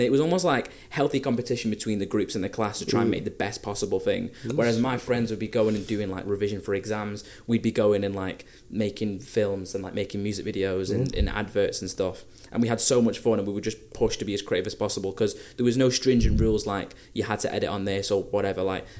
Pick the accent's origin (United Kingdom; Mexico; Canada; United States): United Kingdom; Blackpool, North West England; moved away; I'm originally from Blackpool